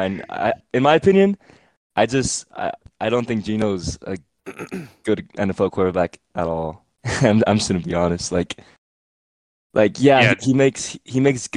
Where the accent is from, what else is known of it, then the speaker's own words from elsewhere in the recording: Miami, Florida, United States; I'm from Miami